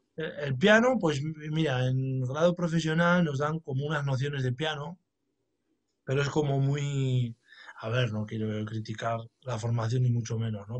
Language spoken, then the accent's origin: Spanish; La Rioja, Spain; aquí en mi tierra, que es La Rioja